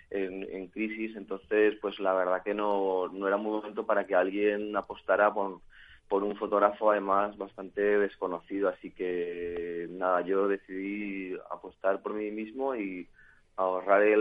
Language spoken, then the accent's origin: Spanish; San Sebastián, Basque Country, Spain; now in Madrid, Spain; al principio cuando llegué, viniendo de San Sebastián, pues eh, bueno, me encontré con una ciudad que, no tiene nada que ver con donde yo venía, ¿no?